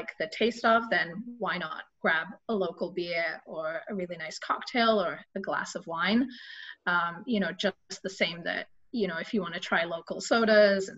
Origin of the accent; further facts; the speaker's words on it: England, United Kingdom; I'm English